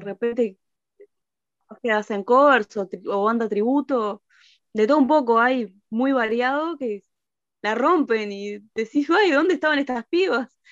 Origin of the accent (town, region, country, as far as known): Uruguay